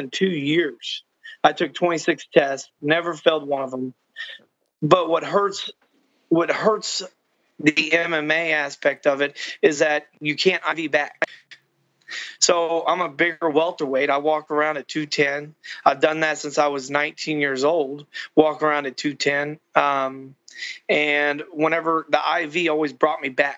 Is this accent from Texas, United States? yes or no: yes; Texas, United States; I'm from Texas. I'm in Texas right now.